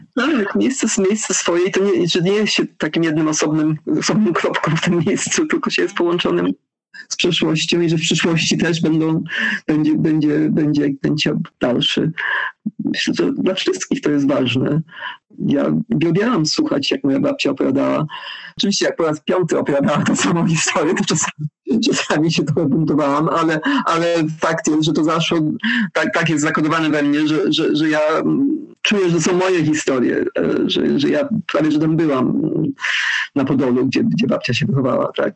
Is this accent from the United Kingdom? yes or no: yes; London, United Kingdom; Polish is a second language; moved away as an adult; also born or lived in Wales / Zambia / Canada; now in Poland; urodziłam się w Londynie, potem mieszkałam w Walii, kończyłam studia w Walii